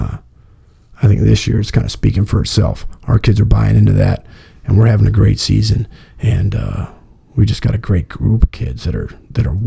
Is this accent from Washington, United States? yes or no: no; Massillon, Ohio, United States; We're from Massillon